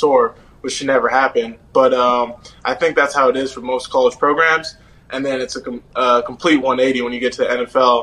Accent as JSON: {"language": "English", "country": "Canada"}